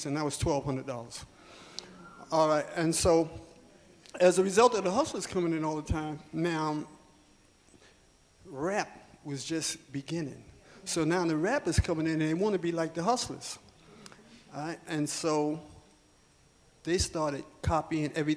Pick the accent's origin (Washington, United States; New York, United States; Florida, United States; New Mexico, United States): New York, United States; New York City; I'm born and raised in Harlem